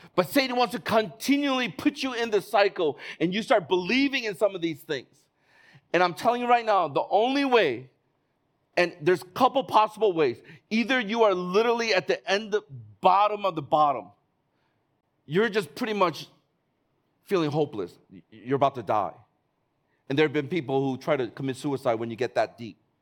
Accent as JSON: {"language": "English", "town": "Chicago", "region": "Illinois", "country": "United States", "moved": "yes", "lives_now": "Hong Kong", "said": "I'm from Chicago."}